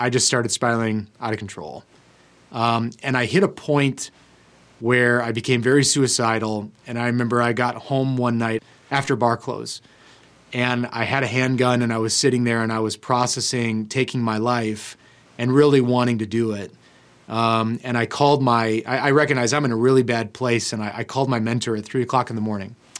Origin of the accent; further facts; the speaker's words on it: United States; as Americans